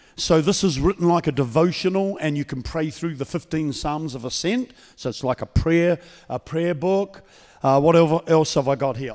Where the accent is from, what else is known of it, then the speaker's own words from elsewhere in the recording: New Zealand; now in Queensland, Australia; I'm from the state of Queensland in Australia. I've been there for thirty-seven years. Before that, I was a Kiwi from New Zealand.